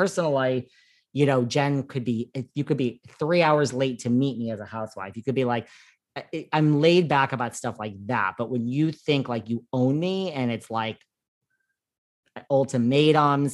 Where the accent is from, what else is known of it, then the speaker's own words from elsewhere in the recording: New York, United States; I'm like a New Yorker